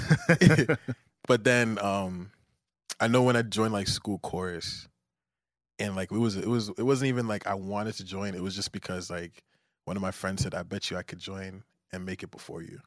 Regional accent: Nigeria; I'm Nigerian

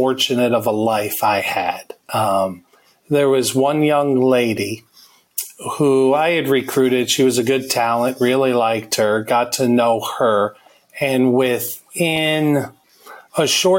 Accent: just north of New York City, United States; we grew up in New York, right north of the city

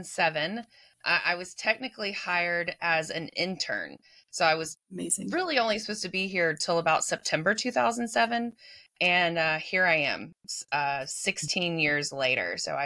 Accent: Memphis, Tennessee, United States; I'm from Memphis, so born and raised.

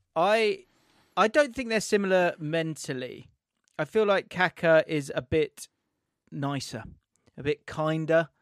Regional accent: England, United Kingdom; I'm English

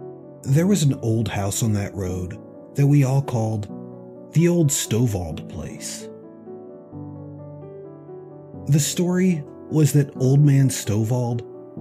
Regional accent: Tennessee, United States; I grew up in Tennessee, about 1 mile from the Tennessee-Kentucky state line. There's actually a road there named State Line Road

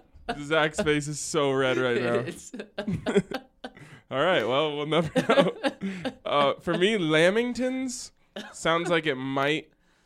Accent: Australia; I'm from Australia, and I know better than that.

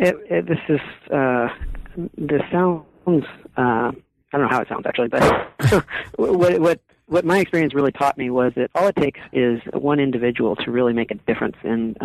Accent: California, United States; now in Vermont, United States; Well, I'm currently living in Vermont, but I'm a native Californian. I grew up on the Central Coast of California, and my mother is Mexican, and my father was a Midwesterner from Detroit.

